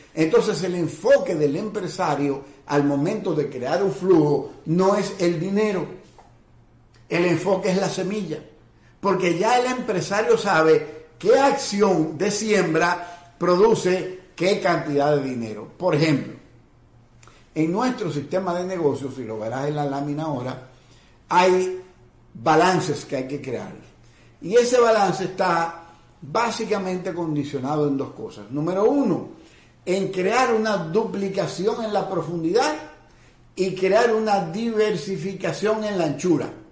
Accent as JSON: {"language": "Spanish", "country": "Dominican Republic"}